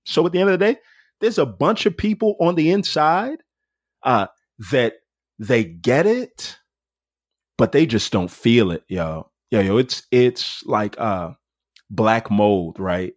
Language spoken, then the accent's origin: English; Houston, Texas, United States; moved away as an adult; also born or lived in Denton, Texas; now in Atlanta, United States; I grew up in Houston, Texas, and it was just a diverse place to grow up